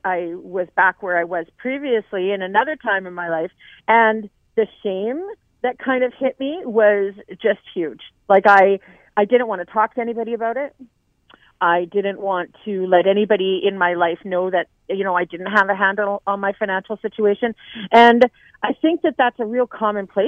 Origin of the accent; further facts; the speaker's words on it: Lower Mainland, British Columbia, Canada; also born or lived in Cranbrook; now in Vancouver, Canada; I'm from the Lower Mainland